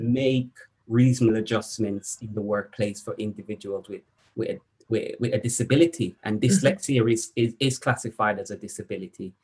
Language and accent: English; Jamaica; moved away as an adult; So I, I was born in Jamaica mm. um, and I was educated um, in my early early years, I would say. I spent most of my teenage years in Jamaica